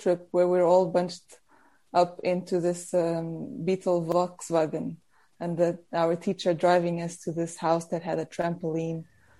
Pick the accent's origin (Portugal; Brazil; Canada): Portugal; born or raised there; also born or lived in South Africa; now in Norwich, United Kingdom